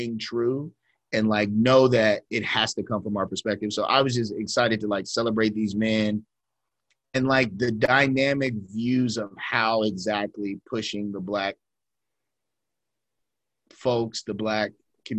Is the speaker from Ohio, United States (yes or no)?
yes; Ohio, United States; we're from Ohio